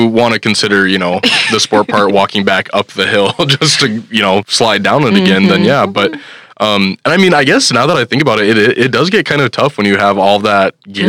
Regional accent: South Dakota, United States; I've always grown up in South Dakota

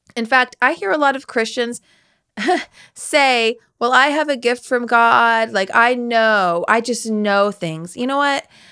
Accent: West Virginia, United States; I'm from West Virginia

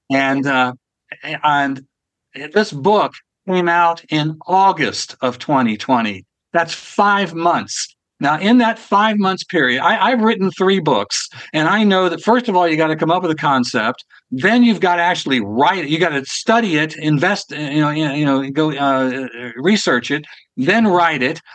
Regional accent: Ohio, United States; It happened to be Columbus, Ohio, as a matter of fact, which is my home state.

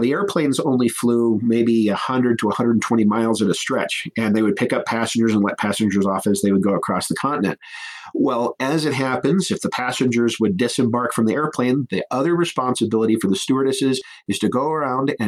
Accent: Cheyenne, Wyoming, United States; my hometown of Cheyenne

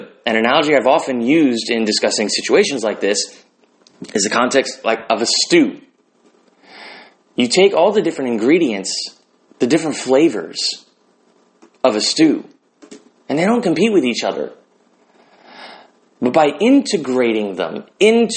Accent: United States; I'm an American

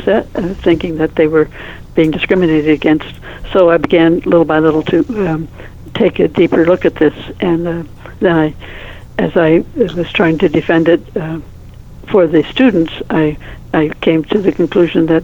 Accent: Toledo, Ohio, United States; moved away; also born or lived in Mobile, Alabama; I grew up in Toledo, Ohio

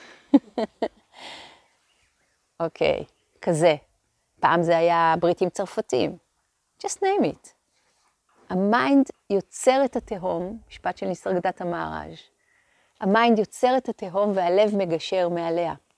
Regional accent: Hadera, Haifa District, Israel; הם עוד גרו בחדרה. שם נולדתי, שם גדלתי

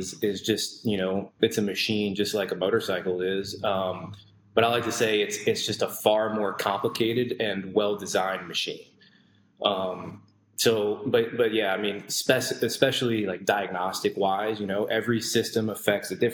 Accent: Towson, Maryland, United States; moved away as an adult; also born or lived in St. Augustine, Florida / Orlando, Florida / San Francisco, California / Wisconsin; I grew up in Baltimore, grew up in Towson until I was about 18.

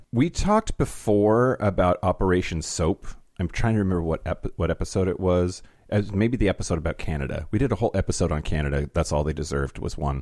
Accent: United States; a white privileged American

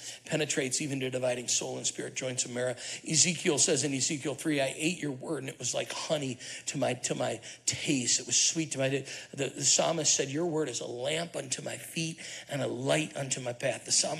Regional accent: Syracuse, New York, United States; born or raised there

